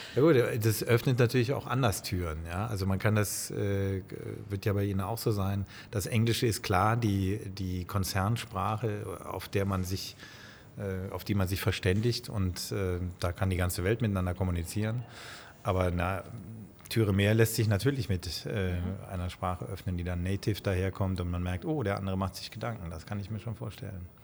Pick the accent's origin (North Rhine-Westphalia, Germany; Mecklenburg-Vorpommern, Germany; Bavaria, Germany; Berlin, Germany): North Rhine-Westphalia, Germany; Bonn; Ich bin äh, wie Sie in Bonn geboren